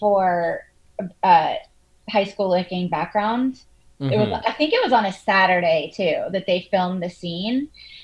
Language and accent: English; Charleston, South Carolina, United States; moved away; I grew up in Charleston, South Carolina